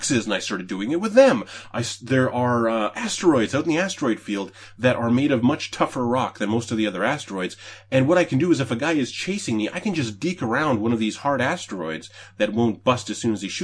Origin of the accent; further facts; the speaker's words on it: Canada; I'm from Canada. I live in Canada.